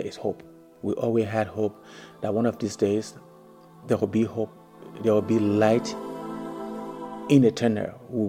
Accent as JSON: {"language": "English", "country": "Liberia", "tie": "born or raised there", "said": "When I was growing up in Liberia, it was a very good country for anybody to grow in."}